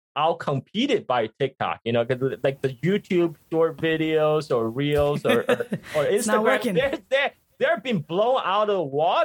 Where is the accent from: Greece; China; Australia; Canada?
China; now in United States; when I was growing up in China, when I was a child in 1980s China